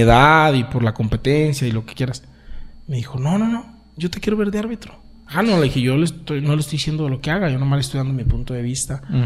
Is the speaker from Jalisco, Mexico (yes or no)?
yes; San Juan de los Lagos, Jalisco, Mexico; yo soy orgullosamente de San Juan de los Lagos